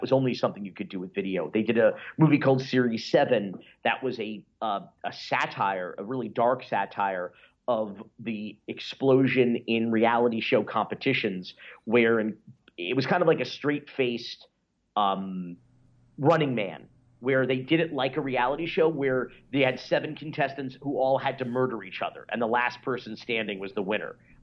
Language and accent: English; North Miami Beach, Florida, United States; growing up in North Miami Beach